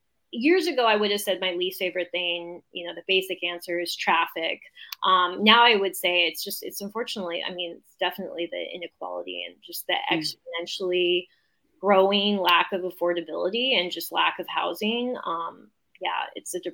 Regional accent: Southern California, United States; I'm born and raised in Southern California.

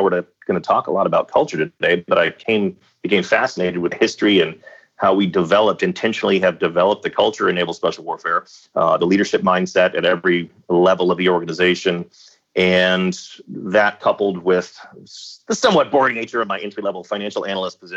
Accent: Dallas, Texas, United States; I grew up in Dallas, Texas

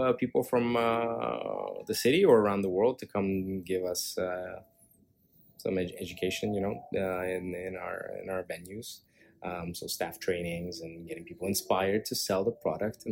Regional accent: Montreal, Quebec, Canada; now in Toronto, Canada; I was raised in Montreal

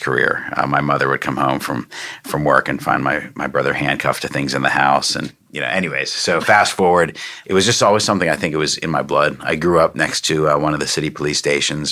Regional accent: Pittsburgh, Pennsylvania, United States; moved away as an adult; now in Frederick, United States; I was born and raised in Pittsburgh

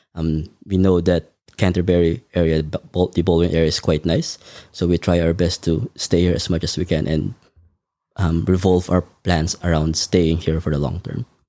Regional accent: Manila, Metro Manila, Philippines; now in Melbourne, Australia; I was born in the Philippines, um, in Manila, to a family of five, including me

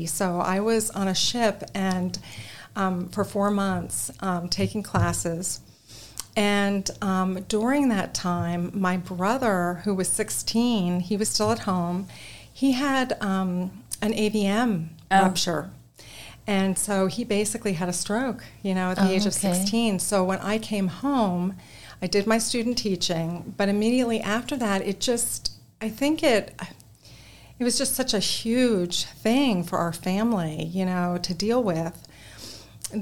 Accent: New Jersey, United States; moved away as an adult; also born or lived in New York; now in Texas, United States; I'm originally from New Jersey.

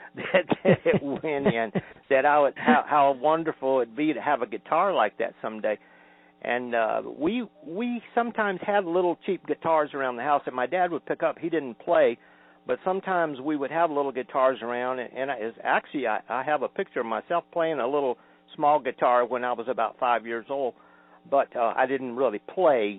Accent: Norcross, Georgia, United States; also born or lived in Atlanta, Georgia; I grew up in Norcross, Georgia. I was I was born in Atlanta in 1952 and I grew up in Norcross, which is a suburb of Atlanta now.

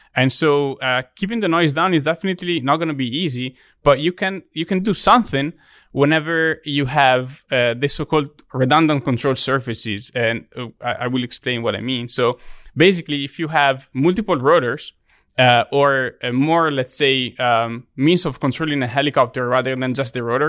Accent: Italy; English is a second language; moved away as an adult; also born or lived in Texas; now in Auburn, United States; my hometown in Italy

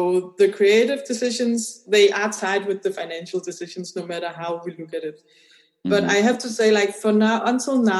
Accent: Denmark; I come from Denmark

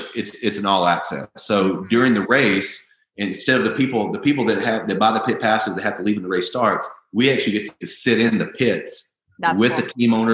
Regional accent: the South, United States; I grew up in the South.

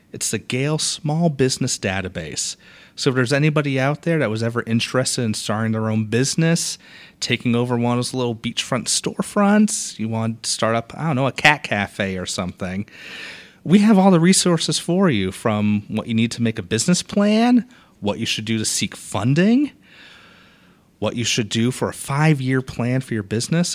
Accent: Boston, Massachusetts, United States; moved away as an adult; also born or lived in Valdosta, Georgia; now in Port Orange, United States; I was born and raised in Boston, Massachusetts

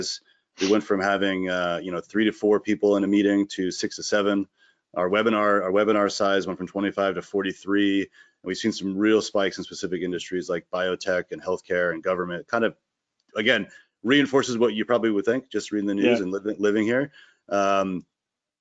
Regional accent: Connecticut, United States; moved away as an adult; also born or lived in Boston / Dorchester; now in Vermont, United States; I'm from Connecticut originally, and then I went to school in Boston and was there until this year. So sort of 20 years in Connecticut, 20 years in Boston

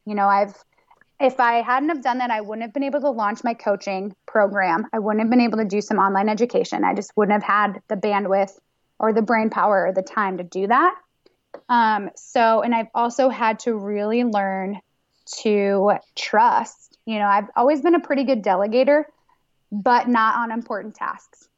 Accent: New York, United States; moved away; I'm from New York

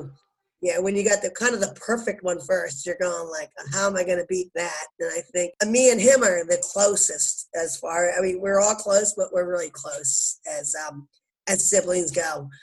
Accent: Bucks County, Philadelphia, Pennsylvania, United States; also born or lived in New Ulm, Minnesota; in Bucks County, Philadelphia, is where I grew up

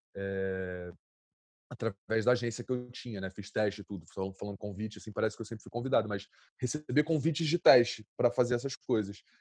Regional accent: Rio de Janeiro, Brazil; eu, eu, cresci no Santa Marta, né? Um lugar, uma, uma comunidade

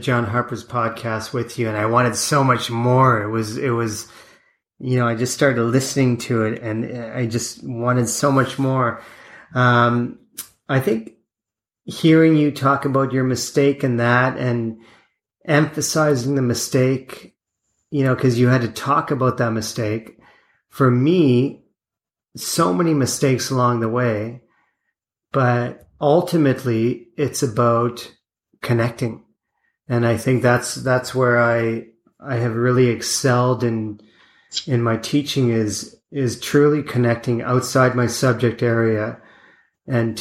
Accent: Lake Erie, small town Ontario, Canada; when I was like little town Ontario, growing up on Lake Erie

